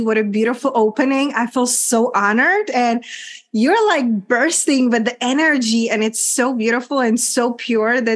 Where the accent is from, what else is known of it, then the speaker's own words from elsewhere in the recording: Czechia; English is a second language; moved away as an adult; also born or lived in London / Spain / United States / Mexico; my country where I'm coming from, a little small country, Czech Republic, hence my accent and unpronounceable name